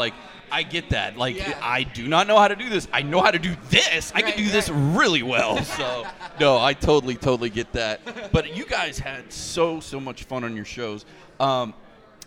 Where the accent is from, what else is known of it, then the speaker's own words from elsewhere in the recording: Polk County, Florida, United States; I'm a redneck from Polk County.